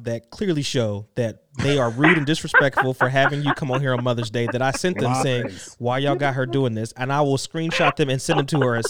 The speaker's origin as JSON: {"language": "English", "town": "Dayton", "region": "Ohio", "country": "United States", "tie": "born or raised there", "said": "I grew up in foster care and I grew up in Dayton."}